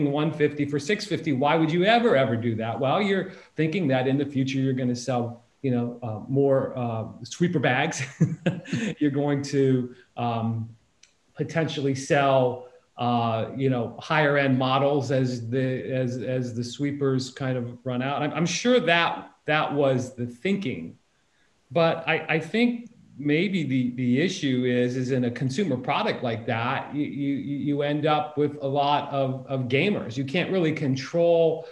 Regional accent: near North Canton, Ohio, United States; I grew up down the street from the plant. I knew a lot of people that worked there in North Canton, Ohio, which is just right next to my hometown where all my family lived.

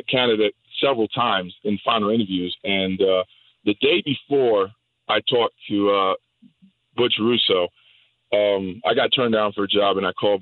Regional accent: New York, United States; moved away as an adult; now in Florida, United States; I actually grew up and born and raised in New York

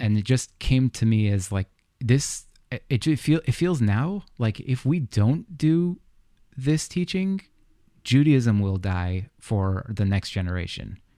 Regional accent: United States; I grew up in the States

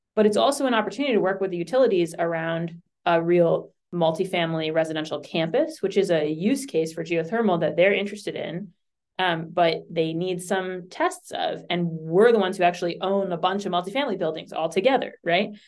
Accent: Boston, Massachusetts, United States; I grew up in Boston

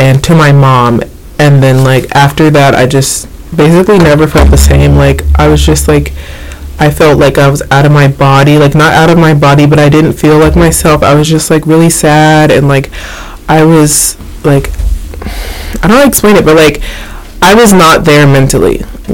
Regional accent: Maryland, United States; I'm originally from Maryland, born and raised

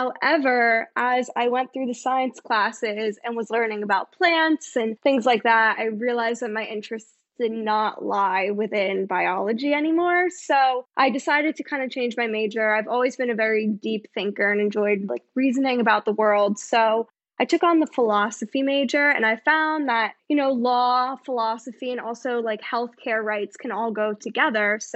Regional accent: northern New Jersey, United States; So I am from New Jersey. I'm actually from very north New Jersey, close to New York City.

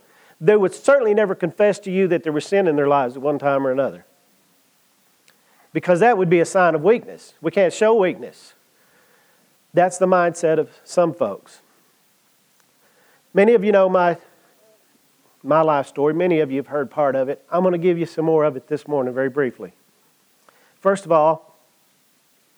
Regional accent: Comanche, United States; I grew up in Comanche

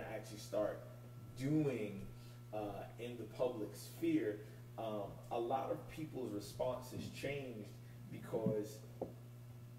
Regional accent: New York City, New York, United States; born and raised in Brooklyn.

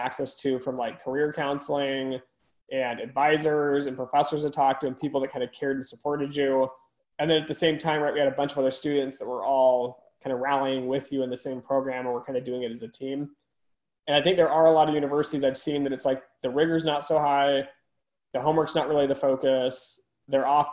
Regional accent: United States; I'm even American, so I speak English

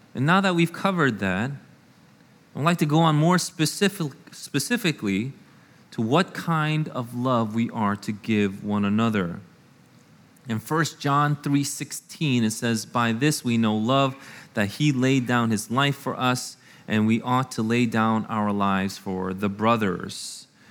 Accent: United States; I am an American through and through

